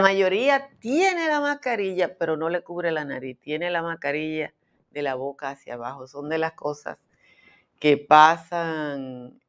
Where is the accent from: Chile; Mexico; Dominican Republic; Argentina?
Dominican Republic; como dominicana